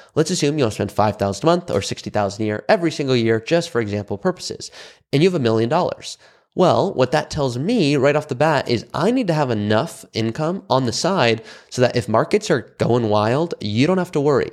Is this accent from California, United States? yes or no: yes; Malibu, California, United States; I'm from Malibu, California.